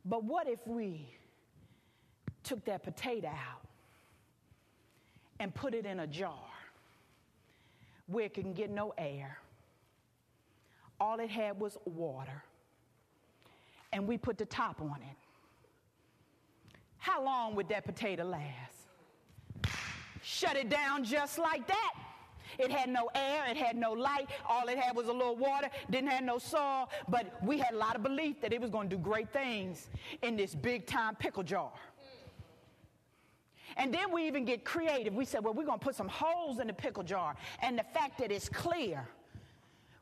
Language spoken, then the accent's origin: English; Philadelphia, Pennsylvania, United States; moved away as an adult; now in Houston, United States; I'm from the East Coast.